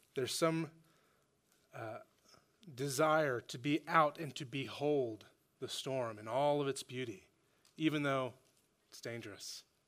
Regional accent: Oklahoma, United States; now in Fayetteville, United States; growing up in Oklahoma, I'm from Oklahoma

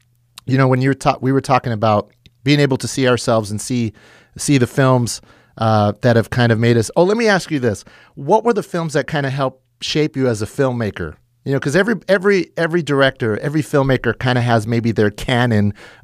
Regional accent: McFarland, California, United States; I grew up in McFarland

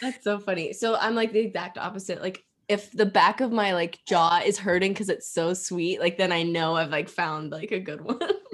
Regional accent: Edinboro, Pennsylvania, United States; now in Erie, United States; growing up in Edinburgh, where it's super rural

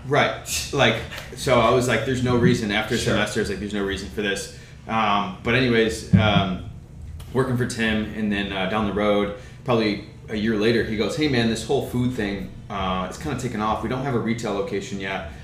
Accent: Rochester, New York, United States; moved away as an adult; now in Charlotte, United States; I was born and raised in Rochester. I lived there for 25 years.

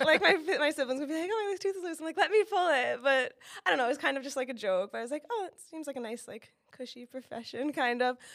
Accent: Monmouth County, New Jersey, United States; also born or lived in Miami, Florida; I grew up in Monmouth County

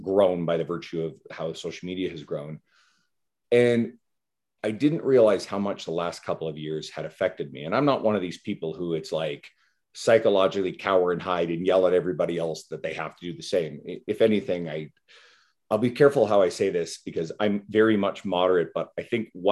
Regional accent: East Coast of Canada, Canada; moved away; I'm originally from the East Coast of Canada, so I'm going home to see my folks in a couple of weeks

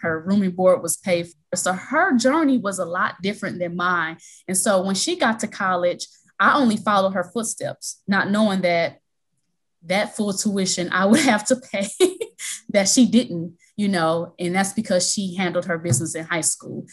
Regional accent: Milwaukee, Wisconsin, United States; now in Chicago, United States; I'm originally from Milwaukee, Wisconsin, and I currently reside in Chicago, Illinois.

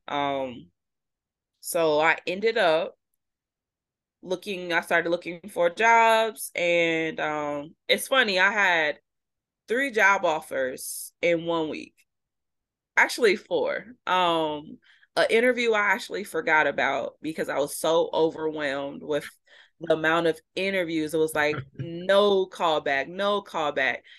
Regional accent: Midwest, United States; moved away as an adult; now in Vermont, United States; We're from the Midwest

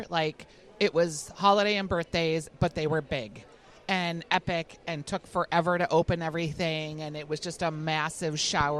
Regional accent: Bloomington, Minnesota, United States; I grew up right in Bloomington

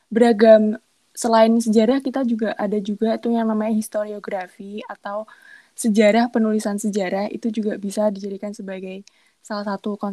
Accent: Semarang, Central Java, Indonesia; now in Lamongan, Indonesia; Enggak sih, aku asli Semarang.

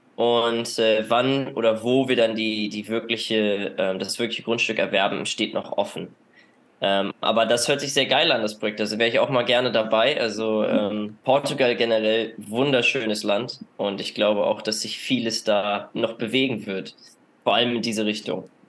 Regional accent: Northern Germany, Germany; moved away as an adult; ich komme ja aus dem, aus dem Norden Deutschlands

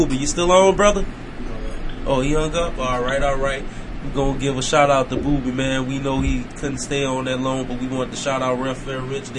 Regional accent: Gonzales, Louisiana, United States; also born or lived in Fort Worth, Texas; now in Houston, United States; being from Gonzalez and living in Killer.

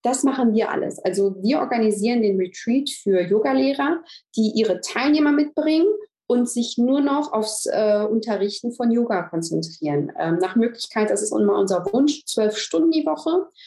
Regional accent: Germany; moved away as an adult; now in Greece; Ähm, ich komme ja, aus Deutschland, habe vor vier Jahren meinen Mann in Griechenland kennengelernt

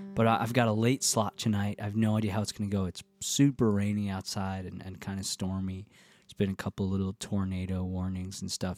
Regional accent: the Catskills, New York, United States; now in Nashville, United States; the Catskills uh, to the farm where I grew up

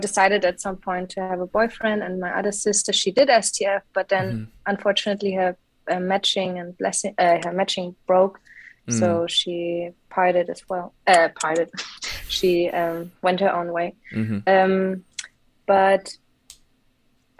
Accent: Munich, Bavaria, Germany; now in Mainz, Germany; I grew up in Munich, in Bavaria, in the beautiful mountains.

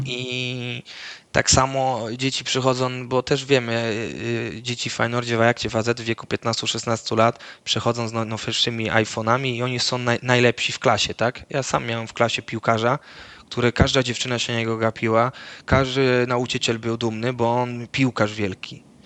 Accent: Netherlands; moved away; w mojej wiosce w Holandii, y, gdzie to wioska, tak, gdzie całe życie mieszkałem w Holandii, mój ojciec mieszka

